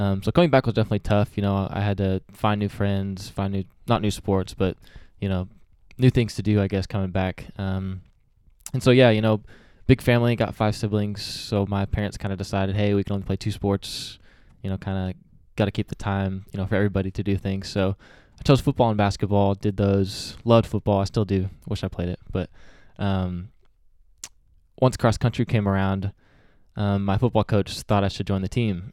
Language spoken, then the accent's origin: English; Springdale, Arkansas, United States; also born or lived in Malawi; I grew up here in Springdale, went to Harbor High School, um, you know, later in life, but grew up here all the way till I was about twelve years old